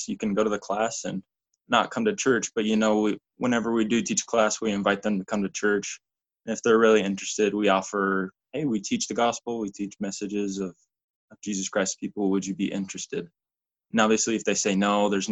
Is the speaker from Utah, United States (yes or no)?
yes; Draper, Utah, United States; I'm from Draper, Utah. It's a little suburb, just 20 minutes south of Salt Lake City, Utah